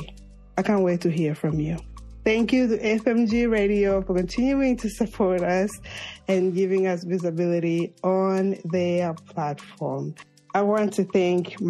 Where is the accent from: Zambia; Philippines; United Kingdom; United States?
Zambia; moved away; I'm from Zambia